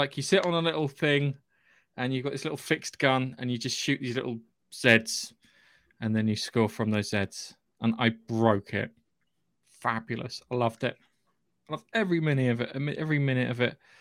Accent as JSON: {"language": "English", "country": "United Kingdom", "said": "I'm British"}